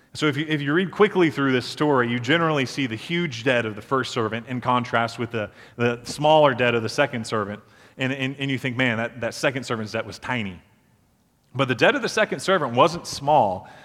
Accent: Beaufort, South Carolina, United States; So I grew up in Beaufort, South Carolina, and one of the landmarks of our town is the drawbridge downtown

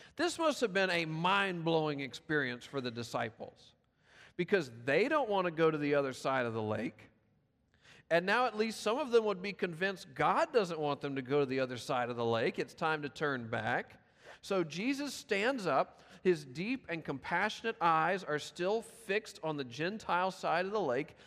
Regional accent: Memphis, Tennessee, United States; born or raised there; moved away

